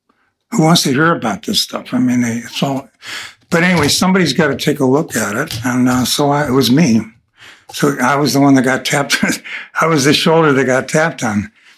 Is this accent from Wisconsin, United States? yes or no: no; Buffalo, New York, United States; I was from Buffalo, New York